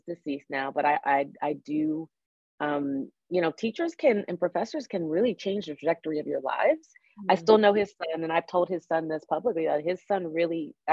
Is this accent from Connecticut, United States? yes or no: no; Fairfax County, Virginia, United States; also born or lived in Arlington, Virginia / Annandale, Virginia / Alexandria, Virginia / Charlottesville, Virginia; I grew up in the Washington, D.C. area on the Virginia, they call it the DMV. I grew up on the Virginia side. So yeah, right outside of D.C., Fairfax County.